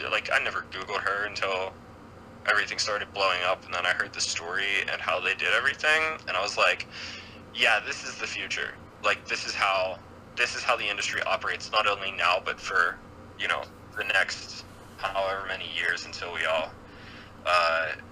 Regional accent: Pittsburgh, Pennsylvania, United States; like Pittsburgh was a pretty good music city, and then everything kind of died out like right as I was becoming like old enough to go

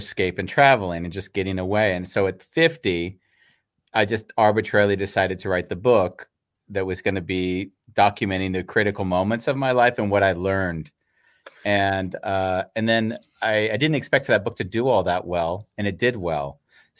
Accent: San Fernando Valley, California, United States; born or raised there; moved away as an adult

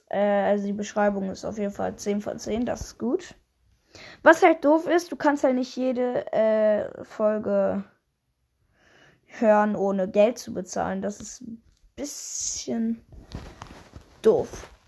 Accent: Germany; Moin, ich komme aus Deutschland und habe bis vor kurzem auf Twitch gestreamt.

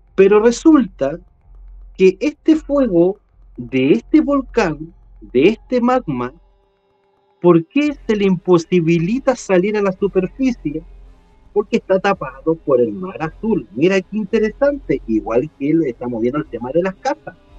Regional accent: Chile; a mí como chileno

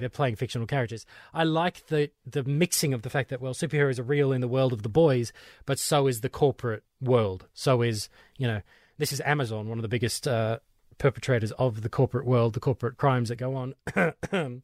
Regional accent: Australia; for my Australian ears

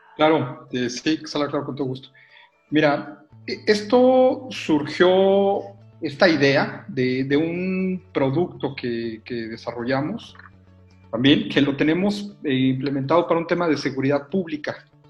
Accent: Mexico; los mexicanos nos gusta usar WhatsApp

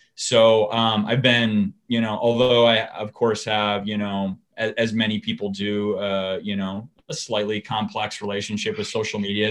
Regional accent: Hastings, Minnesota, United States; I am a Minnesota, um, you know, native. I was born and raised in Hastings

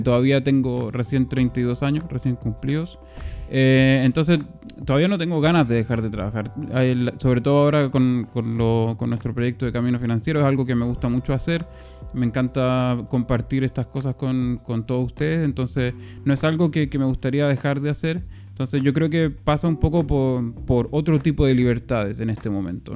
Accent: Chile; moved away; como chileno

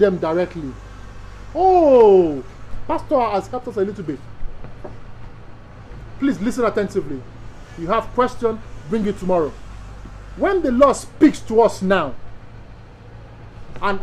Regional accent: Nigeria; I'm Nigerian by birth

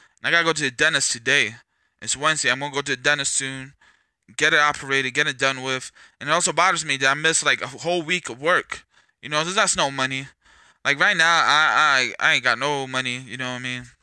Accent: California, United States; I came from California. I came from a lot of places.

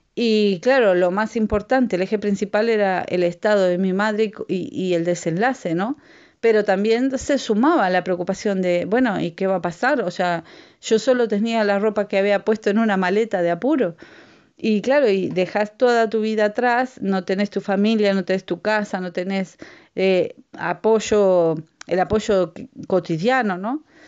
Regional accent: Uruguay; moved away; yo soy de Uruguay eh, mi, familia también es de Uruguay

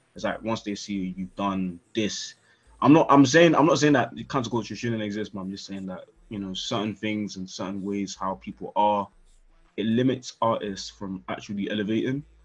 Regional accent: London, United Kingdom; also born or lived in Nigeria (ancestry, Yoruba); I was born in South. Grew up a little bit uh, when I was a kid but definitely Northwest pretty much all life. So I'm claiming Northwest 100%

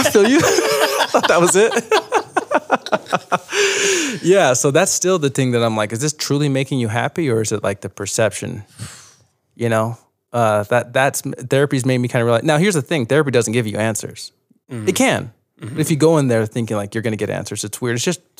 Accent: New York, United States; also born or lived in Utah; My mom, you know, my dad was abusive and we were growing up in New York and my mom just took us one night. Like, it went too far one night. It took all seven kids to Utah.

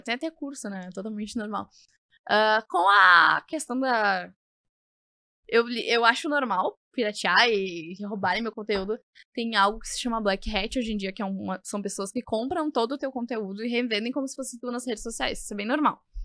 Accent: Porto Alegre, Rio Grande do Sul, Brazil; eu vim da Zona Norte mesmo, daqui de Porto Alegre, do bairro Mar Quintana.

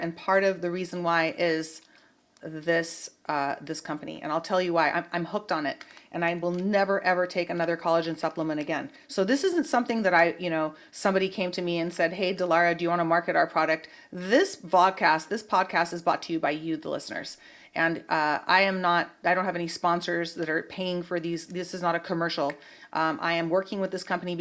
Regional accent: Santa Cruz, California, United States; now in Los Angeles, United States; I grew up in Santa Cruz

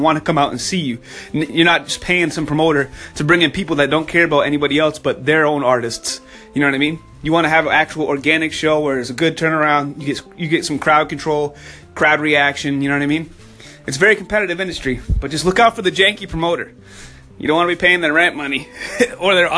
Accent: New Hampshire, United States; I'm from up north. I'm from New Hampshire

